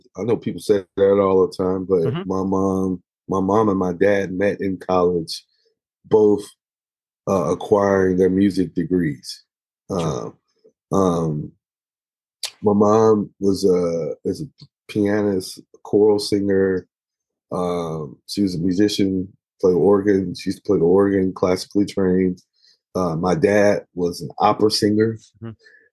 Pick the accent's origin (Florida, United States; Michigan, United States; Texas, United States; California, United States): Texas, United States; Dallas; we grew up in the Black church and in the southern part of the States, in Texas, in Dallas, Texas